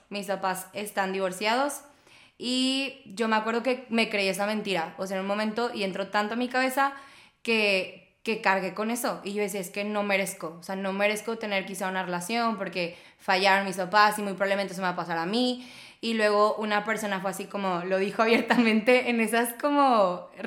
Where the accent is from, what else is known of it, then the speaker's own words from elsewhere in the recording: Tampico, Tamaulipas, Mexico; soy de Tampico, yo no soy regia, pero la verdad es que yo siempre he dicho que Tampico me vio crecer, yo no a él. Si tú estás viendo esto y no sabes dónde está Tampico, búscalo.